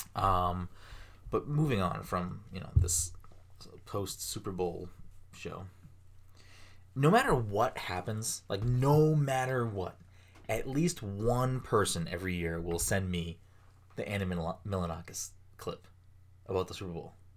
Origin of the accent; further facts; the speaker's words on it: Ireland; I'm Irish